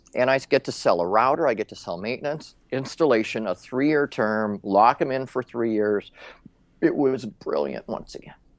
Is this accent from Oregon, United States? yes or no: no; Minnesota, United States; I grew up in Minnesota